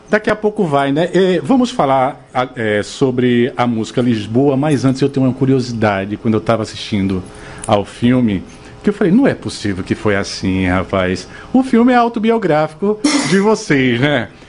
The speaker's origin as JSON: {"language": "Portuguese", "region": "Northeast Region", "country": "Brazil", "accent": "nordestino"}